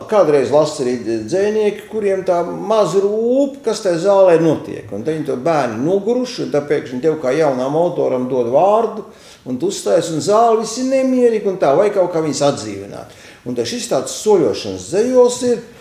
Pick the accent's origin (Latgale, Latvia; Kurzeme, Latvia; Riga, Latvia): Kurzeme, Latvia; ne, es ar to ļoti lepojos, ka esmu kurzemnieks.